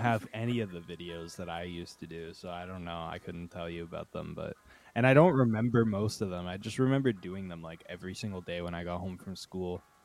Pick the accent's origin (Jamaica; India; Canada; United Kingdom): Canada; Uxbridge, Ontario; now in Toronto, Canada; I'm from a small town outside of Toronto called Uxbridge